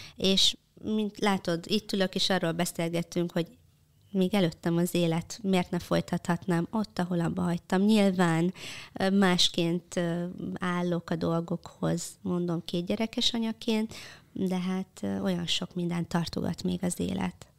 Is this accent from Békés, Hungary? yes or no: yes; Békéscsaba, Békés, Hungary; egy vidéki Olád cigány családba. Békés Csabán születtem, anyukám is, apukám is.